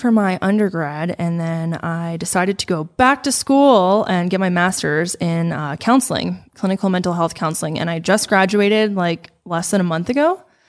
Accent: Denver, Colorado, United States; we grew up in the Denver area together pretty much our whole lives

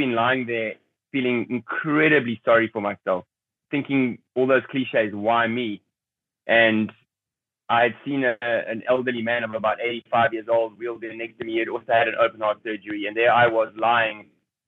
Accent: South Africa; I grew up in a middle-class family in South Africa during that time

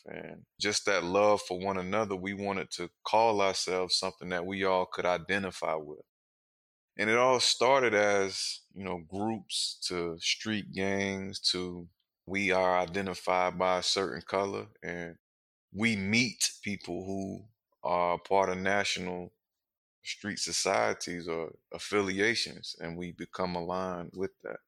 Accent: Wilmington, North Carolina, United States; I'm from Wilmington, North Carolina, and I grew up on the north side of town.

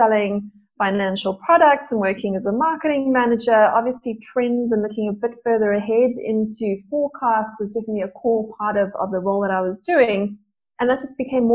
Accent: Johannesburg, Gauteng, South Africa; I grew up in Joburg. I still live in Joburg

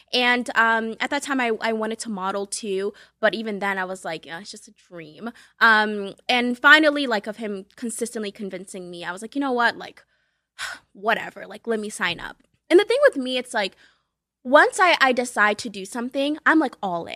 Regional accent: Boston, Massachusetts, United States; English is a second language; moved away as an adult; also born or lived in Cape Verde / New York; I was born in Cape Verde. Uh, it's ten islands off the west coast of Africa, so shout out to my West Africans. Um, and I moved to the U S when I was seven and then grew up in Boston

